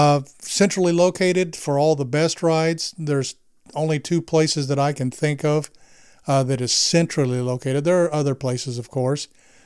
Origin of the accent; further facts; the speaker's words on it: Texas, United States; born there; I was born in Texas, so that confirms it.